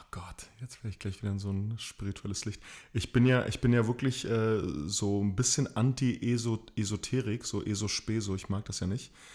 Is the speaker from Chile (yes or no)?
yes; Chile; moved away; also born or lived in East Germany (GDR); Ich bin Sohn von äh, chilenischen Einwanderern, beides Theaterkünstler. Ich bin in der DDR geboren, in Chile aufgewachsen